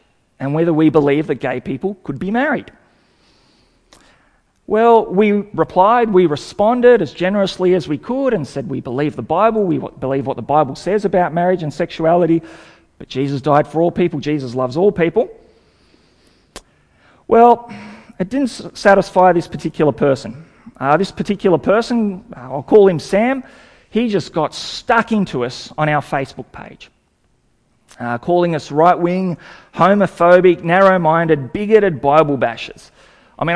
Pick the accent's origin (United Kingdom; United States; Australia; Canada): Australia; Sydney, New South Wales; also born or lived in Hungary; I came out as a refugee when I was 4 years old, and we moved to Sydney and grew up there